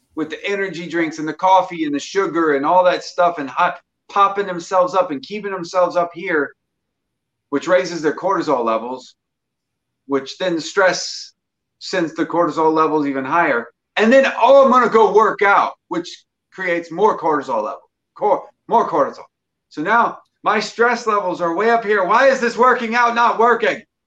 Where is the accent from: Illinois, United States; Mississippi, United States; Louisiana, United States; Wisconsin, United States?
Mississippi, United States; I'm from Mississippi